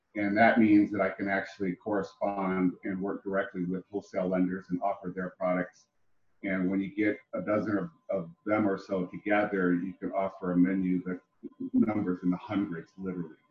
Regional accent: Ohio, United States; moved away as an adult; now in Texas, United States; I'm actually originally from Ohio. I made my way here after I got out of the service uh, when I was a very young man

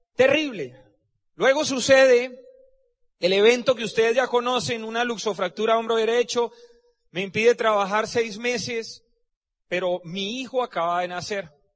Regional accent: Cúcuta, Norte de Santander, Colombia; moved away as an adult; also born or lived in Barranquilla / Medellín; Yo soy de Cúcuta, Y me fui a estudiar a Barranquilla, hice el internado en Medellín

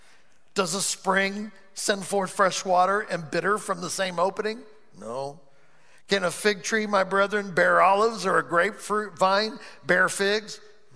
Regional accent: Ireland; That's just the way I am. I'm Irish. I'm always saying that because I'm Irish. I'm Irish.

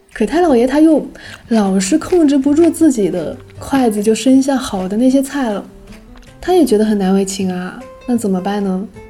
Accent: Wenzhou, Zhejiang, China; accent: Wenzhou dialect; 我们的家乡话，温州方言

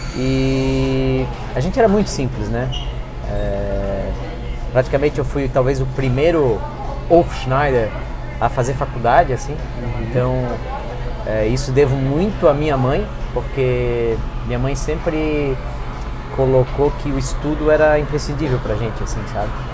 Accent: Brazil; eu vim do Zendron

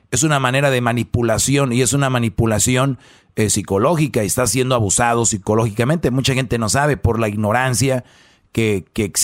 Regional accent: Huehuetenango, Guatemala; now in Colorado, United States; Ah, de Huehuetenango.

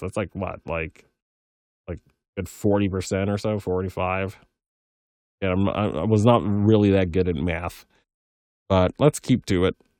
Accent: Fresno, California, United States; I am half Colombian, half Pakistani, and born and raised in Fresno, California

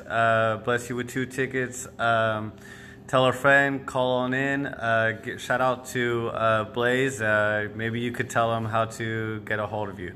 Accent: Bay Area, California, United States; now in Fresno, United States; I'm originally from the Bay Area

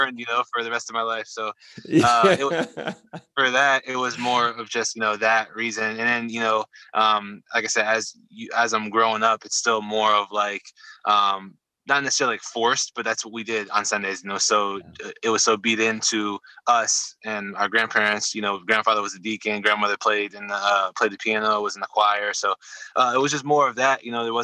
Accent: Venice, Florida, United States; also born or lived in Omaha, Nebraska / Atlanta, Georgia; We moved from Georgia to, I think Sarasota or Venice, maybe Bradenton. Really early on, maybe, you know, when I was like two or one or two-ish. And so I've been down there ever since.

